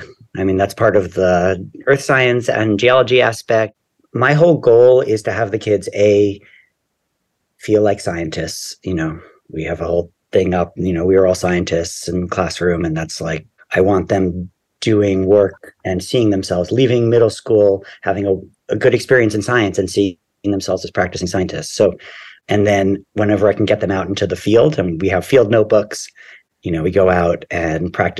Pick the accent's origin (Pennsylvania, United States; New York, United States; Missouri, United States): New York, United States; New York City; I grew up here in New York in deep Brooklyn by the beach.